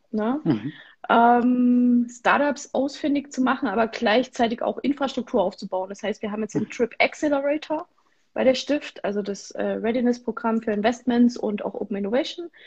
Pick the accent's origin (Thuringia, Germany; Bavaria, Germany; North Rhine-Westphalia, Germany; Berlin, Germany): Thuringia, Germany; Ich bin Thüringerin durch und durch.